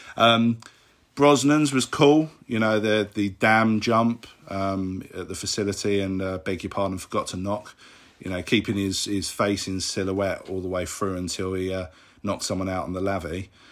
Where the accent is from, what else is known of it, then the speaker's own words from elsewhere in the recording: London, United Kingdom; I'm from London in England.